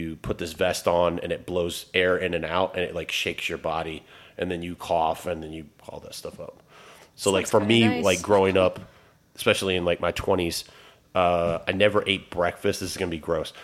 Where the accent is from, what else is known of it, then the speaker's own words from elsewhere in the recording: Newport News, Virginia, United States; moved away as an adult; now in Richmond, United States; I grew up in Newport News, a little bit east of here